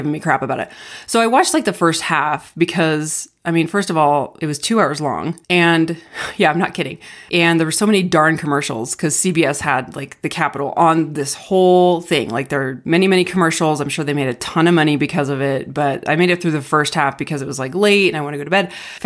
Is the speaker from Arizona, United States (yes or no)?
yes; Arizona, United States; growing up in Arizona, we loved to pan for Fool's Gold